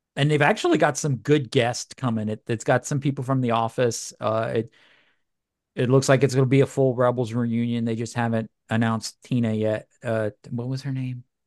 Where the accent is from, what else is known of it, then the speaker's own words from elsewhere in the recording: Louisiana, United States; now in Georgia, United States; I grew up in Louisiana